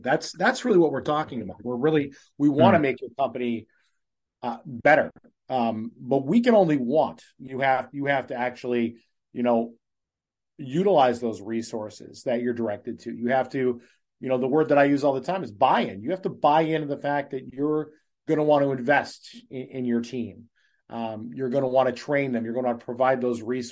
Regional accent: Cleveland, Ohio, United States; now in New Hampshire, United States; I'm born and raised in Cleveland, Ohio

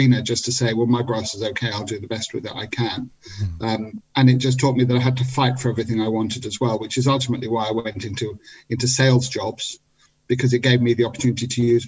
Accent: England, United Kingdom; moved away as an adult; also born or lived in Israel; I'd lived most of my life in England

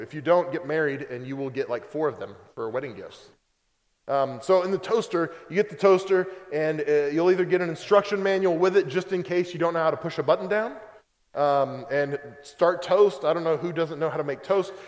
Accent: Oklahoma, United States; moved away; I'm from Oklahoma

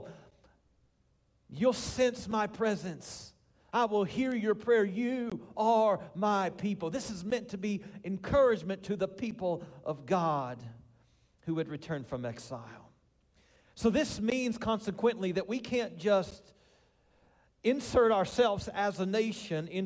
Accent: Winchester, Kentucky, United States; moved away; also born or lived in Colorado; I grew up in the same house on Carolina Avenue in Winchester

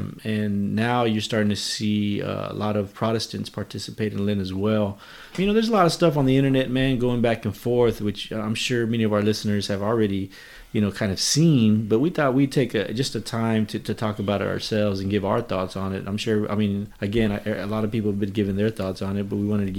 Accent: Dallas, Texas, United States; growing up in Oak Cliff

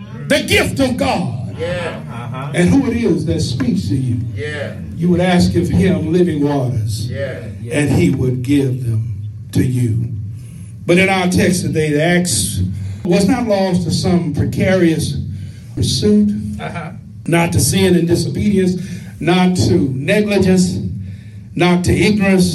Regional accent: West Tennessee, United States; the little church I grew up in West Tennessee

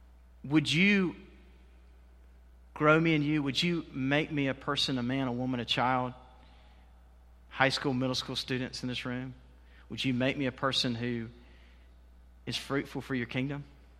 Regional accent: Waycross, Georgia, United States; I grew up in Waycross. Many of you know that.

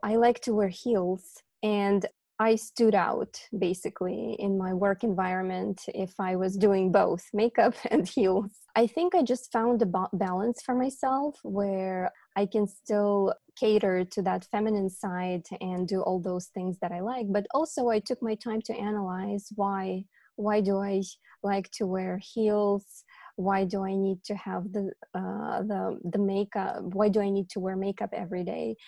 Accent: Ukraine; English is a second language; moved away as an adult; also born or lived in New Jersey, United States; now in California, United States; as an immigrant woman from uh, my country of origin, which is Ukraine

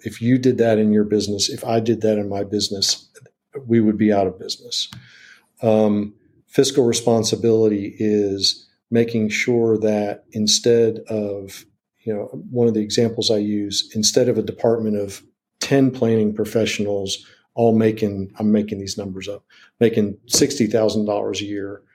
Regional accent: Washington, District of Columbia, United States; now in Wilmington, United States; I grew up in Washington D.C.

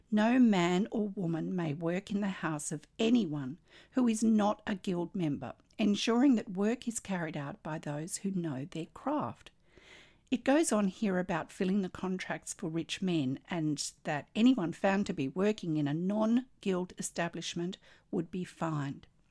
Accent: Australia; I'm an Australian textile artist, teacher, judge, blogger and stitch

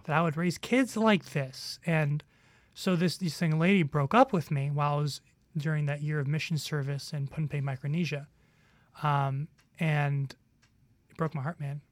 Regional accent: New York, United States; I, I grew up in New York

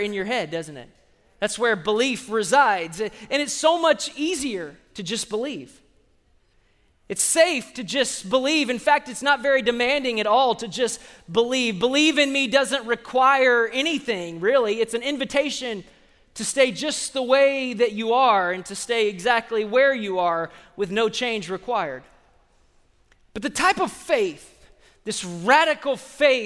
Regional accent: Austin, Texas, United States; people that I grew up with in Sunday school 30 years ago

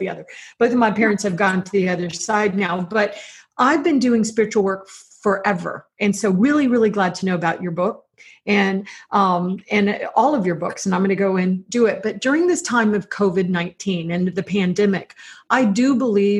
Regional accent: Florida, United States; I'm from Florida.

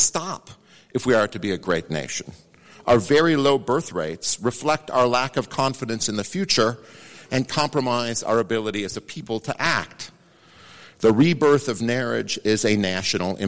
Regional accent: Idaho, United States; I'm from Idaho

